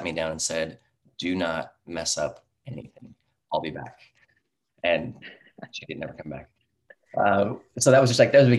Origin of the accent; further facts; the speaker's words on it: Pasco, Washington, United States; moved away as an adult; also born or lived in Boise, Idaho; now in Portland, United States; I grew up in Eastern Washington